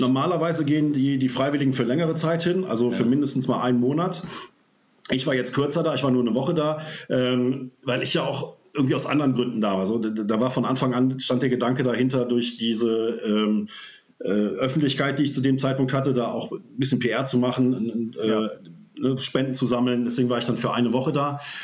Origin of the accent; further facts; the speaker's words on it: Oberbergischer Kreis, near Cologne, North Rhine-Westphalia, Germany; komme aus dem Oberbergischen in der Nähe von Köln